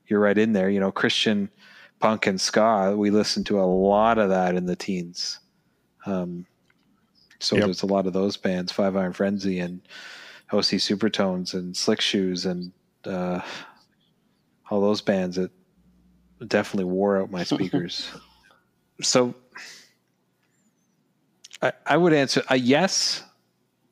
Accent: Canada; we're from Canada

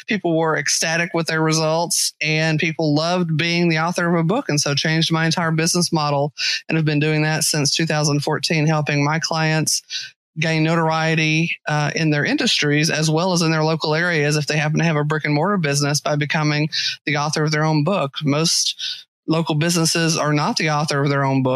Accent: Texas, United States; accent: Texas; also born or lived in Western Massachusetts

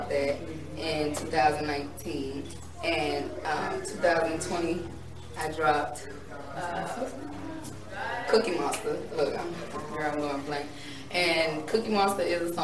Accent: Decatur, Georgia, United States; also born or lived in Miami, Florida; I am originally from Miami, but I was raised in Decatur, East Side

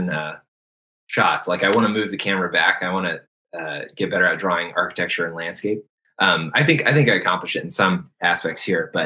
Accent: United States; I'm an American.

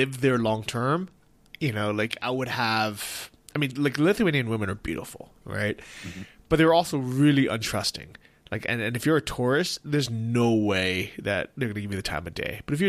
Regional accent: United States; as an American

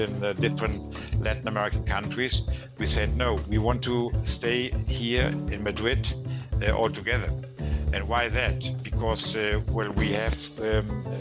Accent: Germany; moved away as an adult; now in Spain; I was born in Germany. I grew up in Germany. And when I was 20, I went to Spain.

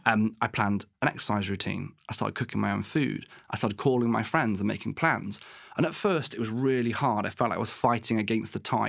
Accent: West Wales, United Kingdom; moved away as an adult; also born or lived in Exeter / Plymouth / Truro; I grew up in West Wales

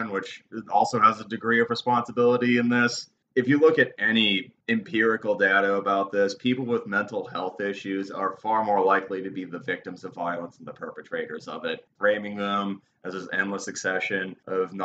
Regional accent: Danvers, Massachusetts, United States; We grew up in Danvers, Mass., which is called Bubble Town by other suburban towns surrounding us

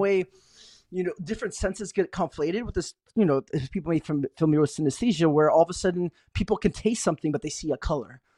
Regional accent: Tucson, Arizona, United States; moved away as an adult; now in San Francisco Bay Area, United States; I grew up in Tucson, Arizona

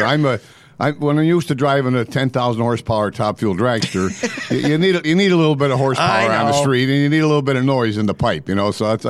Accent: Scranton, Pennsylvania, United States; I was born in Scranton

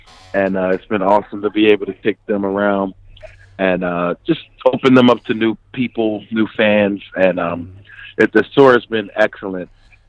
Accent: Philadelphia, Pennsylvania, United States; moved away; I did have a Philly cheesesteak out in my hometown.

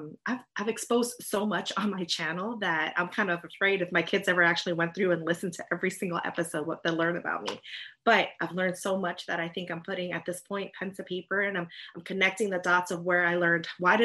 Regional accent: United States; also born or lived in Vietnam (family origin); being Asian American.

